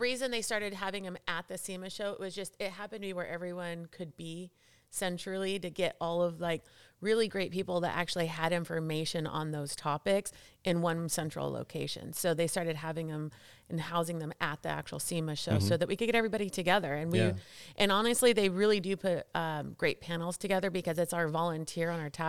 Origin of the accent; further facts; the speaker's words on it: San Dimas, California, United States; and so we grew up surrounded in San Dimas, California.